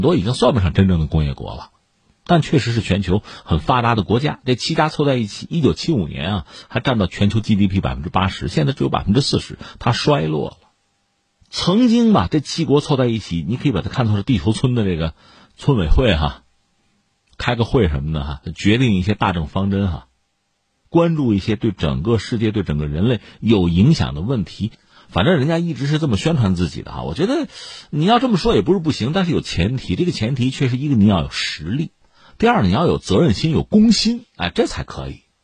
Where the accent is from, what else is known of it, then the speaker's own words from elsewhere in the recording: China; 我们中国人